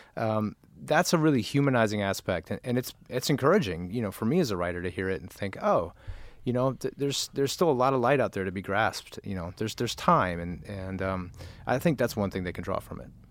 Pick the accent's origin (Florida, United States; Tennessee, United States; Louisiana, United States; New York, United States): Tennessee, United States; Nashville; now in Los Angeles, United States; both of us grew up in Nashville.